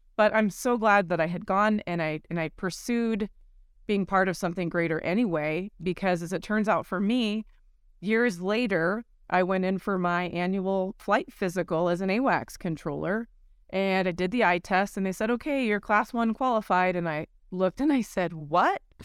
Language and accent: English; Colorado, United States; flying the F sixteen for the Colorado Air National Guard for years, my home state